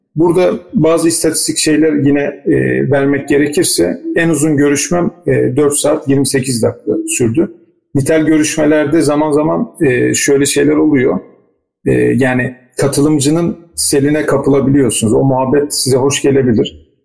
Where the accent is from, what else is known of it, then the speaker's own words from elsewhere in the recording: Istanbul, Turkey; moved away as an adult; also born or lived in Rize; Ben de İstanbul'da doğdum, büyüdüm ama bir şekilde bir biçimde Rize ile irtibatımız devam etti.